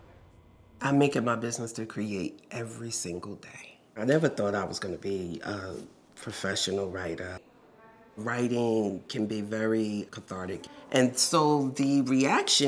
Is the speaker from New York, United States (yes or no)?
no; Newark, New Jersey, United States; also born or lived in Irvington, New Jersey / Maplewood, New Jersey / Rahway, New Jersey; I was born and raised in Newark, in Irvington, New Jersey, and I raised my daughter in Maplewood, New Jersey